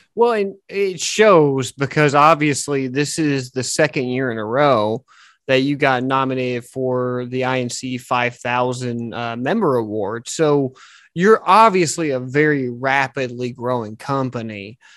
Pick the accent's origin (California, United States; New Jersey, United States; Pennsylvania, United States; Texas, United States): Texas, United States; my home state of Texas